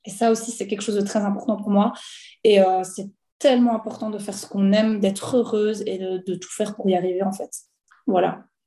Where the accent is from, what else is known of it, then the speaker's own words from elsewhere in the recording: Belgium; j'ai 29 ans, je viens de Belgique